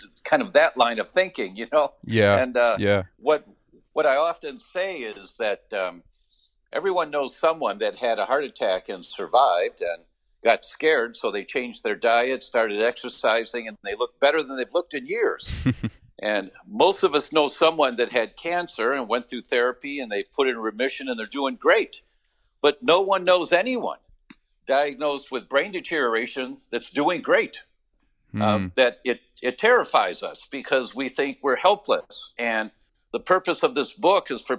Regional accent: Detroit, Michigan, United States; moved away; I'm from Detroit originally, so I'm a car guy

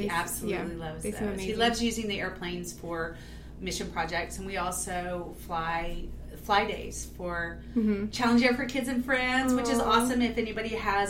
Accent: Enid, Oklahoma, United States; I grew up in Enid, so Barnstormers has always been there.

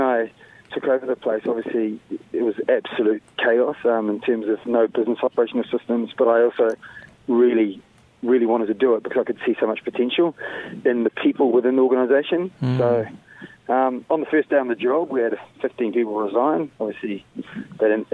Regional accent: Wellington, New Zealand; also born or lived in Sierra Leone / Nelson, New Zealand; I grew up in Wellington, you know, after moving from Sierra Leone

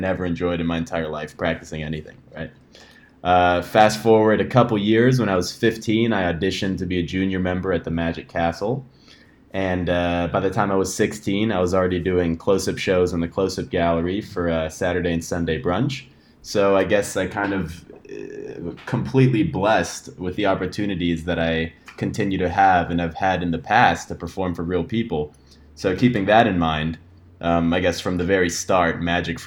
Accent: Los Angeles, California, United States; I'm born and raised in Los Angeles, still living in LA now

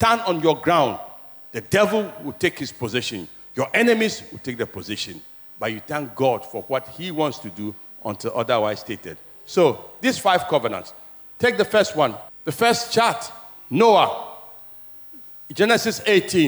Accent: Keta, Volta, Ghana; My hometown, Keta, where I was born, many houses are gone.

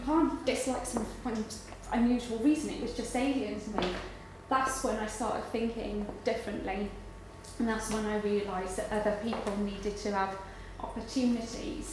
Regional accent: Garndiffaith, Wales, United Kingdom; accent: Welsh; moved away; I'm from Wales. I grew up pretty much in the middle of nowhere. And it's a tiny little mining village called Garndyfaith

